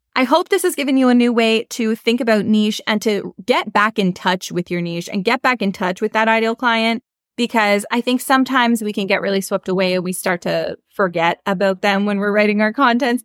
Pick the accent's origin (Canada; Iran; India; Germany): Canada; we're not American, we're Canadian